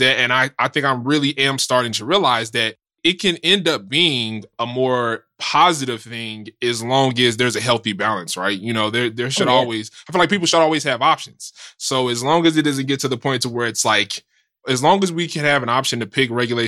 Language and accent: English; United States; I'm in America. I live in America. So generally speaking, right, I'm American